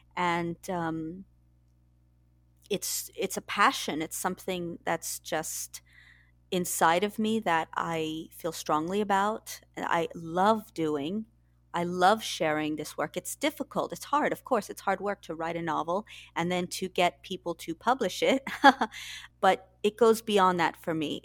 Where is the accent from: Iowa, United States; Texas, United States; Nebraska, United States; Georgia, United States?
Texas, United States; San Antonio; moved away as an adult; now in London, United Kingdom; I'm originally from Texas, San Antonio